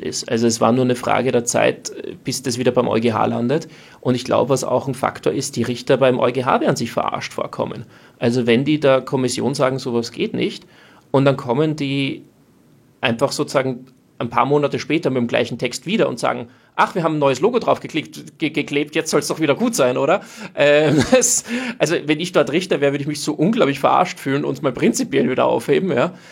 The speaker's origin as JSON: {"language": "German", "country": "Austria"}